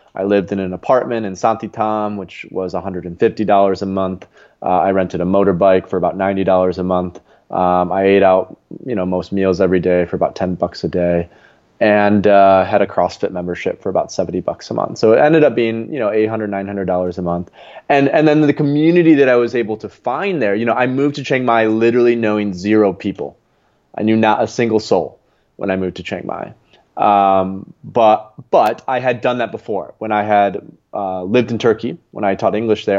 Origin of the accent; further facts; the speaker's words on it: Grand Rapids, Michigan, United States; moved away as an adult; also born or lived in Lisbon; my real home, where I'm from Grand Rapids, Michigan